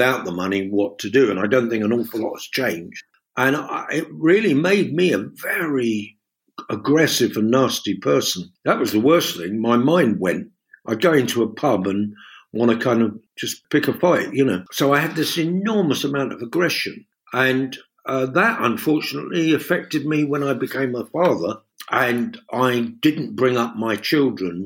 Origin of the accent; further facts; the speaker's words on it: London, United Kingdom; I've got mates from back in Fulham and the World's End, Chelsea, and where I grew up and in Notting Hill